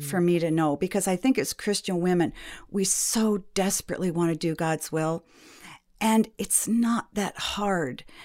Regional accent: New England, United States; moved away as an adult; also born or lived in Milwaukee, Wisconsin; now in Traverse City, Michigan, United States; I grew up in New England.

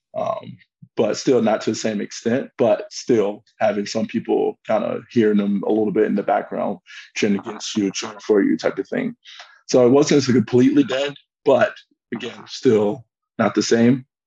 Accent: United States; moved away as an adult; also born or lived in Milan, Italy; now in Frankfurt, Germany; being American

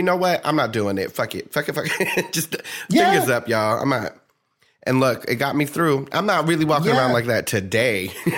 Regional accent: New Jersey, United States; I'm from New Jersey, and people think I'm Southern.

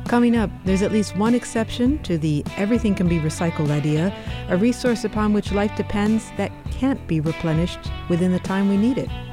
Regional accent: Midwest, United States; I grew up in the Midwest

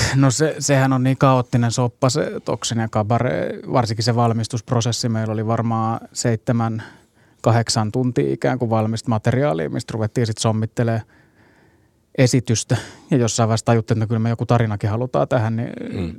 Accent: Hyvinkää, Uusimaa, Finland; mun juuret oli kuitenkin siellä hyvinkään niin kuin kesäteatterityyppisessä meiningissä

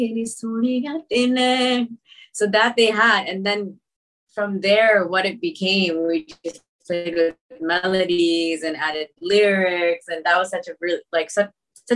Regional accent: Toronto, Ontario, Canada; I'm from Toronto.

